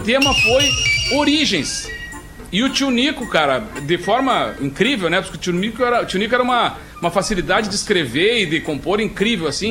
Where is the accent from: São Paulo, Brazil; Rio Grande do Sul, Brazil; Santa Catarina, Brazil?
Rio Grande do Sul, Brazil; Alegrete; moved away as an adult; now in Porto Alegre, Brazil; a minha formação toda é em Alegrete, na base